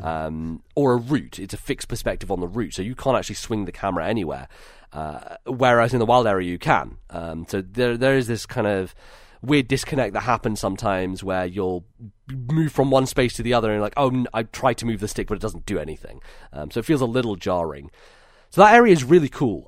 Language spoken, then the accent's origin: English; United Kingdom; my experience as being a British person